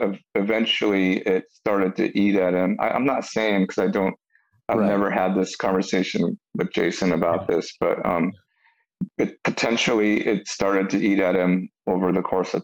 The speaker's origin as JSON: {"language": "English", "area": "San Gabriel Valley", "region": "California", "country": "United States", "said": "we're from the San Gabriel Valley"}